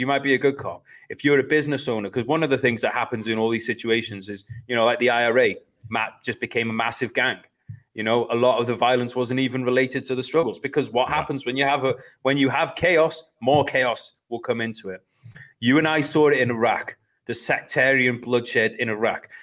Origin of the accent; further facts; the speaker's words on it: United Kingdom; I always class myself as British.